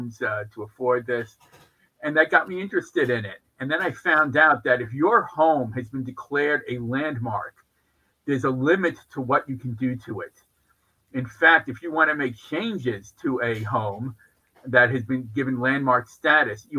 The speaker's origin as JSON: {"language": "English", "town": "New York City", "region": "New York", "country": "United States", "tie": "born or raised there", "said": "I grew up in New York. Both my parents grew up in New York."}